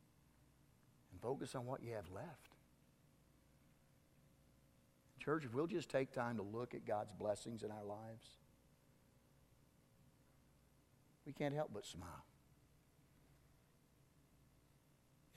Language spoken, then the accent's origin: English; Southwest Kansas, United States; I'm from Southwest Kansas